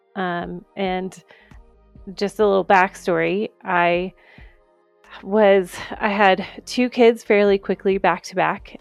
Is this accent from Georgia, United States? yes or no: yes; Georgia, United States; moved away as an adult; also born or lived in Saint Augustine, Florida; now in Colorado, United States; I grew up in Georgia, um, you know, go Bulldogs right here